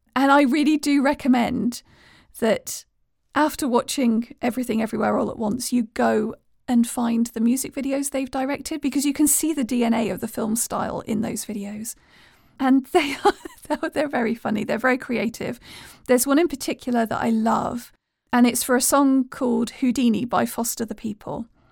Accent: United Kingdom; being British

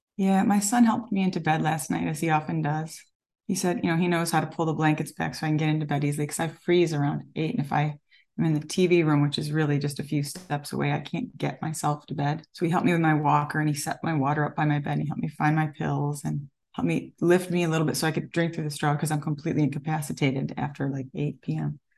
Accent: Elmira, New York, United States; now in California, United States; I grew up upstate New York in a very small town

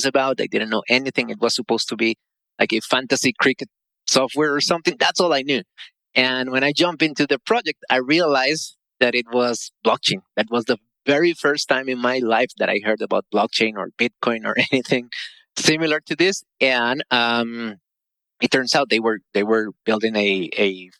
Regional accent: Costa Rica; I live in Costa Rica, by the way, born and raised in Costa Rica.

